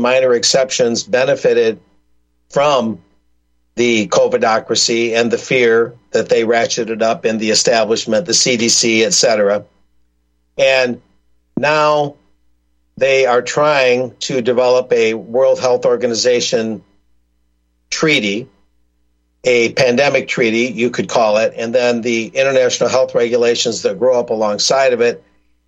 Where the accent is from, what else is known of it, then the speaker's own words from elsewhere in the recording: South Texas, United States; I go to the local library in my hometown in South Texas